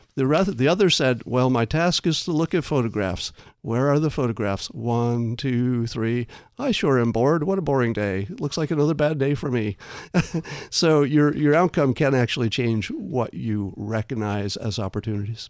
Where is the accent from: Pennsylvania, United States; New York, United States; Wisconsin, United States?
New York, United States; upstate; I grew up in New York, mm-hmm. upstate